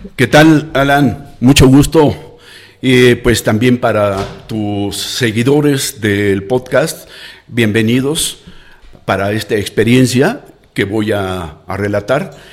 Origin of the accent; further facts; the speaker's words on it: Mexico City, Mexico; now in Lagos de Moreno, Mexico; nací en la Ciudad de México